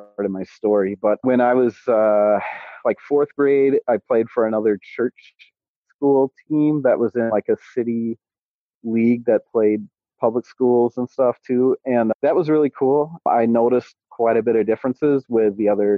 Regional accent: Menominee, United States; My dad went to the one that I grew up in Menominee

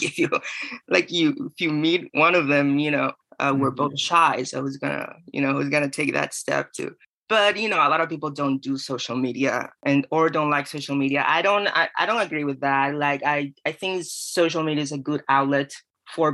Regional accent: Venezuela; moved away as an adult; also born or lived in California / Florida; now in St. Petersburg, United States; I'm from Venezuela. I lived there till I was 17.

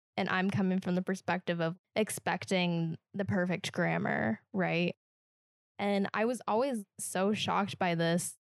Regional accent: Kansas, United States; accent: Midwestern; moved away; I'm from Kansas, so we're not a Southern state

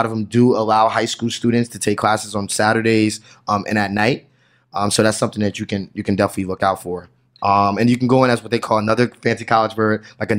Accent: New Jersey, United States; I just know that particular because I'm from New Jersey

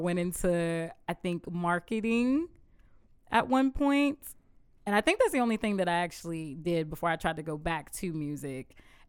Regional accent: Augusta, Georgia, United States; also born or lived in Atlanta; Atlanta, Georgia. I moved down here to Augusta when I was three years old.

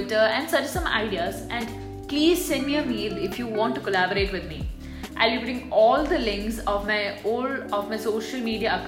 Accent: India; now in United Arab Emirates; I'm an Indian who resides in UAE

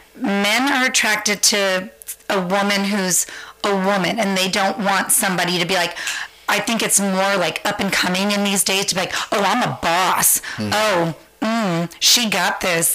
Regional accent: San Francisco, California, United States; moved away as an adult; also born or lived in Santa Maria, California; now in Central Coast, California, United States; born and raised in San Francisco, just blocks up from Castro

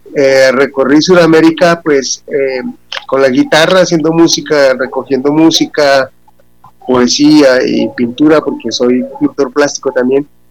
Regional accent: Bucaramanga, Santander, Colombia; soy nacido en Bucaramanga

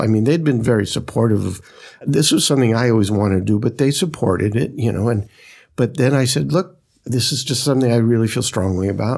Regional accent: New York City, New York, United States; I grew up in Brooklyn

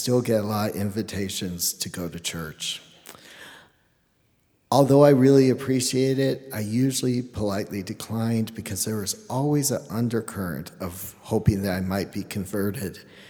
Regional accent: Oklahoma, United States; moved away as an adult; now in Denver, United States; I'm from the Eastern Shawnee tribe of Oklahoma, but I've lived in Denver, Colorado for quite a few years

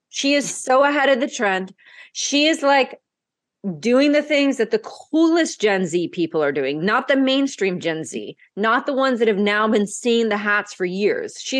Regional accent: Brazil; So because I grew up half in Brazil, I had a context for what it means.

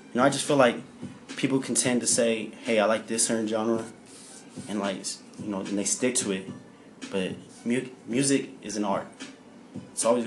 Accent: Phoenix, Arizona, United States; I'm from Phoenix, Arizona

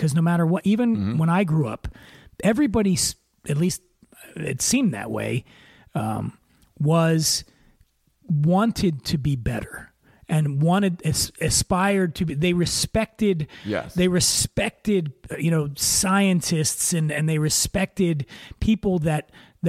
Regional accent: Philadelphia, Pennsylvania, United States; being from the North, you know, I'm from Philly

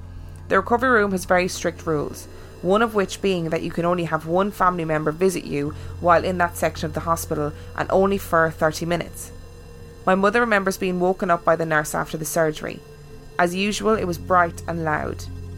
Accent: United States; Side note, I'm American, but my girlfriend is from Dunfermline.

